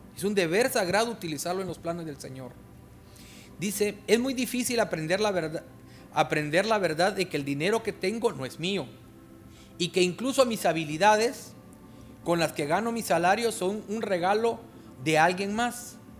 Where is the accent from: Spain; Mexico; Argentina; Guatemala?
Guatemala; now in Honduras; en mi tierra